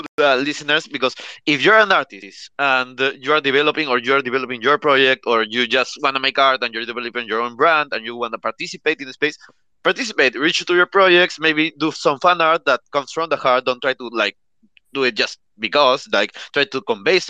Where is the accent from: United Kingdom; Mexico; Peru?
Peru; I'm from Peru. I was born in Peru. Here we speak Spanish